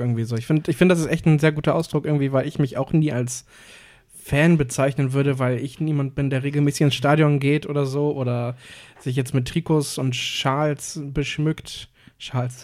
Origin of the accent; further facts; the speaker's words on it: Cuxhaven, Lower Saxony, Germany; moved away as an adult; now in Hamburg, Germany; jetzt nicht hier in Hamburg, aber in, in meiner Heimat in Cuxhaven